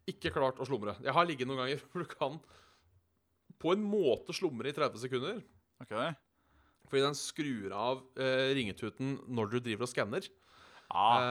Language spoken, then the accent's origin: Norwegian; Haugesund, Rogaland, Norway; For det første er jeg fra Haugasund.